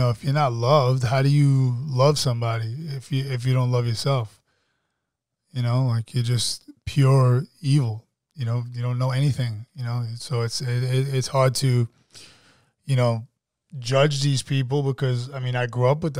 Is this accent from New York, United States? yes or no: yes; Jamaica, New York, United States; now in Atlanta, United States; I grew up in Jamaica.